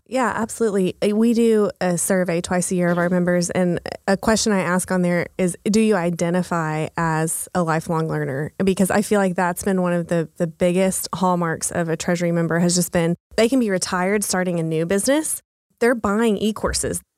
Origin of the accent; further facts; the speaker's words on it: Texas, United States; moved away as an adult; now in Oklahoma City, United States; I'm from Texas, um, a really small town in Texas.